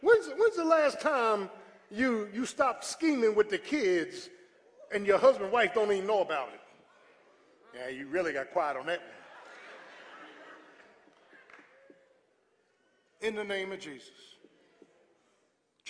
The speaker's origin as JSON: {"language": "English", "region": "South Florida", "country": "United States", "tie": "born or raised there", "said": "There's people I grew up with in South Florida"}